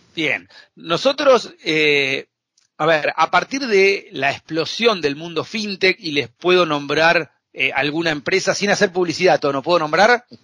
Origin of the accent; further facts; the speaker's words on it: Argentina; soy un apasionado de, comer asado como buen argentino